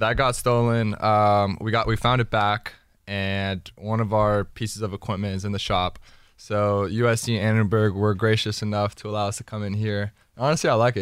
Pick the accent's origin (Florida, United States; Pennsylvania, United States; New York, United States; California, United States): Florida, United States; Miami; growing up in Miami